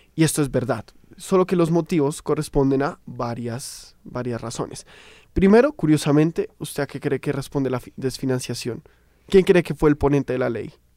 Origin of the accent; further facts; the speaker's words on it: Colombia; como buenos colombianos, ya estaremos pensando